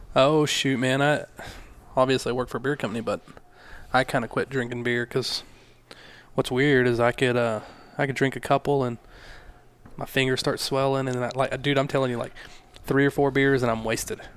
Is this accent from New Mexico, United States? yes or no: yes; Hobbs, New Mexico, United States; I grew up in Hobbs.